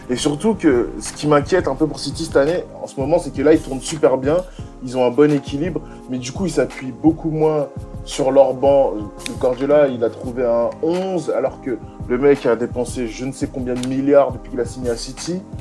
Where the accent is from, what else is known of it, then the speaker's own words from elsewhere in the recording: Paris, Île-de-France, France; J'espère me tromper en tant que Parisien